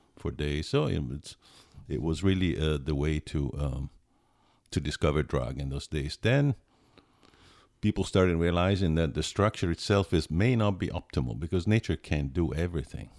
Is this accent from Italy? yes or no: yes; Pisa, Tuscany, Italy; English is a second language; moved away as an adult; also born or lived in Alberta, Canada / Connecticut, United States; I grew up in Pisa, Italy